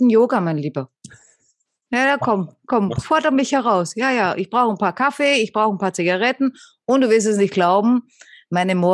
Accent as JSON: {"language": "German", "country": "Austria"}